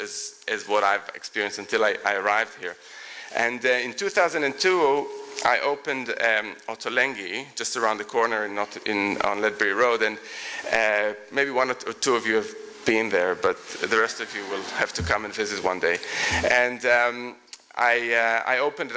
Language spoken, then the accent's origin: English; Israel; now in London, United Kingdom; I'm from Israel.